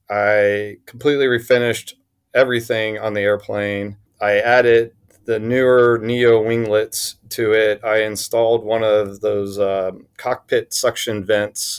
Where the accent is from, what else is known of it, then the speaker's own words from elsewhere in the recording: Huntsville, Alabama, United States; I grew up in Huntsville, Alabama